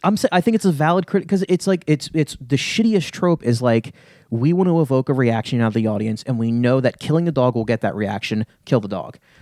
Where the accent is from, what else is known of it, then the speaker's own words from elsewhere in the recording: Lehigh Valley, Pennsylvania, United States; I grew up in the Lehigh Valley